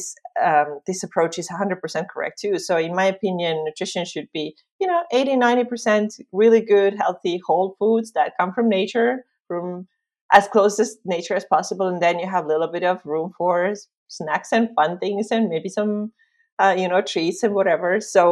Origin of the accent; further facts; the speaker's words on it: Estonia; also born or lived in Finland; I am from Estonia, just like Liis.